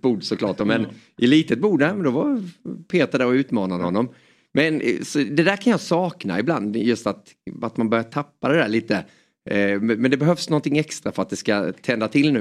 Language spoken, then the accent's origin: Swedish; Småland, Sweden; accent: Småland dialect; also born or lived in Hjärup, Skåne; vi flyttade därifrån när jag var bara några månader och så står att jag är skåning men har ju småländskan